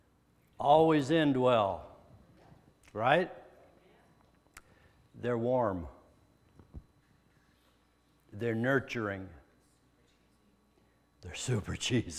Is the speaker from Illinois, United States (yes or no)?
no; Denver, Colorado, United States; moved away; also born or lived in eastern Nebraska / western Iowa; I was born in Denver, Colorado.